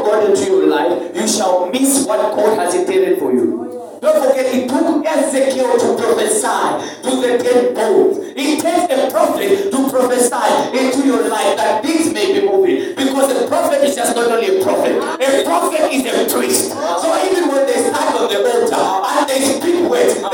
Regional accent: Zambia

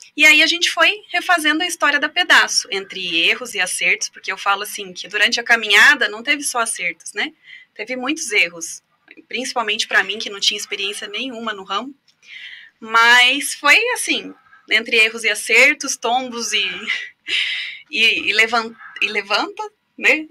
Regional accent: Foz do Iguaçu, Paraná, Brazil; Sou nascida em Foz do Iguaçu

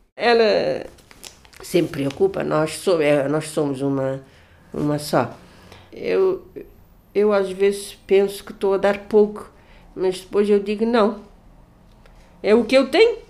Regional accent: Cape Verde; sou de Cabo Verde

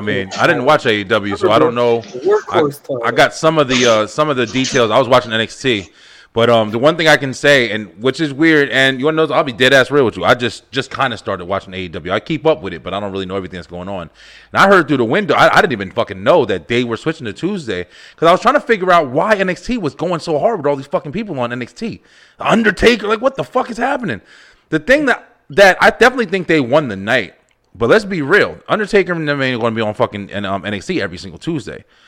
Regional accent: United States; I'm American

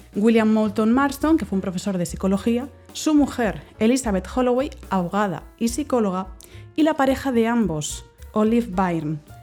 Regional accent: Barcelona, Catalonia, Spain; Todos los que somos de Barcelona conocemos el Salón Internacional del Cómic

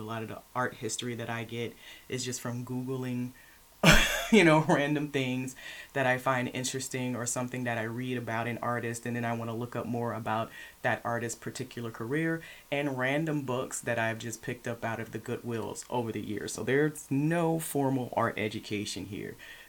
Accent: Lufkin, Texas, United States; now in Houston, United States; I'm from Lufkin, Texas, but I lived in a military family. We traveled a lot, so I'm not really from anywhere.

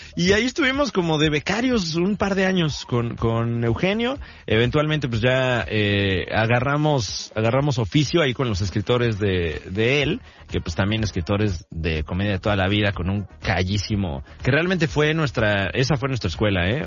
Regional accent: State of Mexico, Mexico; Yo vengo del Estado de México, que es posiblemente el peor de los 32 estados de la República.

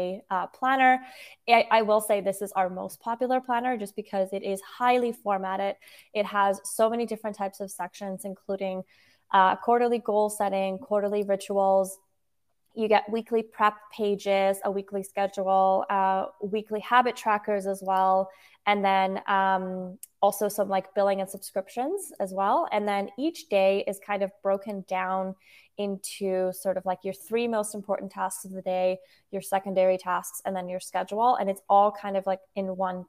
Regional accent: Switzerland; I was born in Switzerland. I grew up there, and I'm also half Dutch

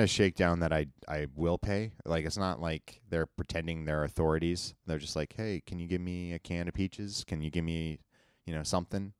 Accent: United States; I grew up in Tahoe

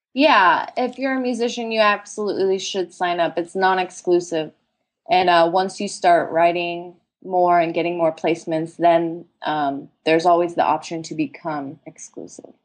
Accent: San Diego, California, United States; now in Los Angeles, United States; I grew up in San Diego

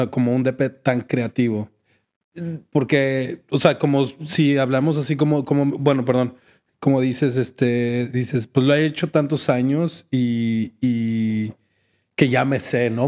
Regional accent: Guadalajara, Jalisco, Mexico; now in Canada; yo crecí en Guadalajara

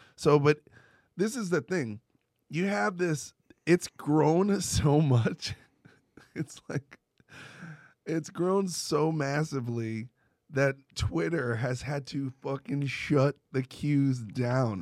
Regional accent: New York, United States; moved away; I'm from New York

